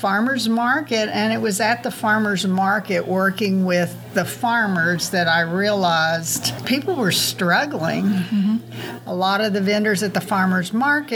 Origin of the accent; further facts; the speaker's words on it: Springdale, Arkansas, United States; I'm from Springdale